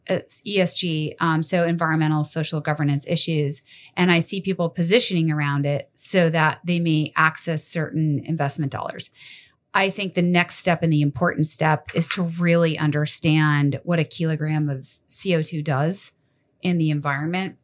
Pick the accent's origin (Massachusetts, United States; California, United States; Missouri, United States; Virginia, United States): Massachusetts, United States; moved away; growing up in Massachusetts